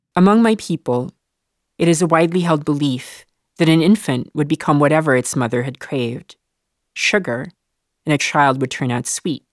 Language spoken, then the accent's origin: English; Philippines; accent: mid Filipino American; now in United States; I grew up in the Philippines